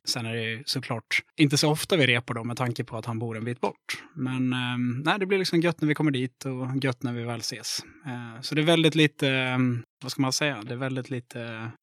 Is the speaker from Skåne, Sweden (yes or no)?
no; Mora, Dalarna County, Sweden; accent: Dalarna; moved away as an adult; now in Gothenburg, Sweden; Jag kommer från Mora i Dalarna